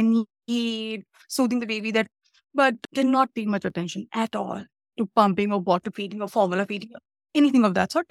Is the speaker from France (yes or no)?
no; India; now in Canada; I'm from India